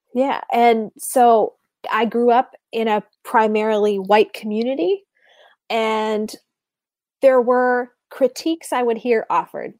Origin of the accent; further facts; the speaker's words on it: Sheboygan, Wisconsin, United States; moved away as an adult; also born or lived in Green Bay, Wisconsin; now in Richmond, United States; I grew up in Sheboygan, Wisconsin